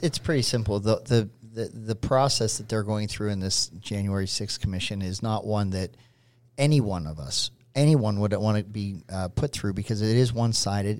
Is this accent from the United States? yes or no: yes; Pittsburgh, Pennsylvania, United States; I grew up in Pittsburgh